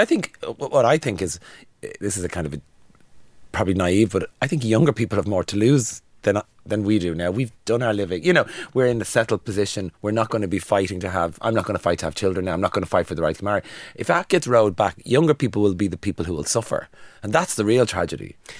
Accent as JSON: {"language": "English", "town": "Dublin", "region": "Leinster", "country": "Ireland", "said": "I'm from Dublin. I lived in town for years"}